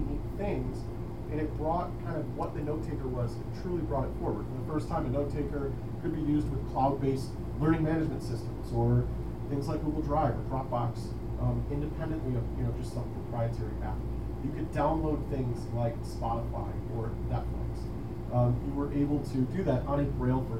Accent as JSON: {"language": "English", "town": "Chicago", "region": "Illinois", "country": "United States", "said": "I am from Chicago, Illinois"}